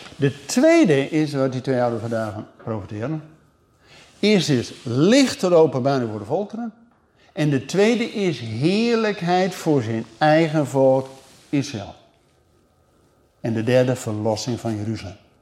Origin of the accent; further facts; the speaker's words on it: Netherlands; wij keken als Nederlanders